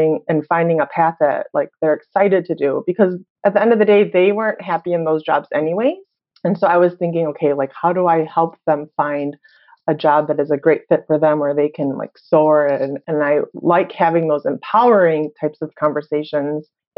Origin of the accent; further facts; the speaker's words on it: Chicago, Illinois, United States; moved away as an adult; also born or lived in Korea / Hawaii; I was born and raised in Chicago